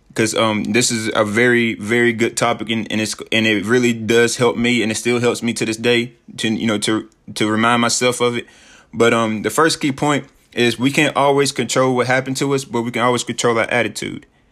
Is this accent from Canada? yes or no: no; Sheffield, Tennessee, United States; moved away as an adult; I'm from Sheffield, Tennessee. It's a small town, but it's my small town